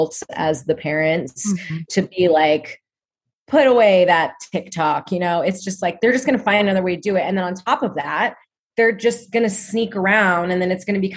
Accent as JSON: {"language": "English", "region": "Oregon", "country": "United States", "said": "I'm from Oregon too"}